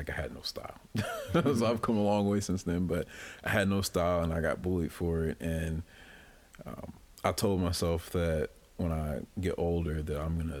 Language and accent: English; Louisville, Kentucky, United States; now in Quad Cities, United States; I'm originally from Louisville, Kentucky.